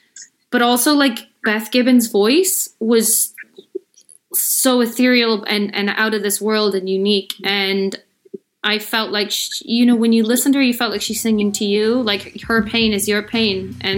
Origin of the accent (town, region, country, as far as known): Chicago, Illinois, United States; born or raised there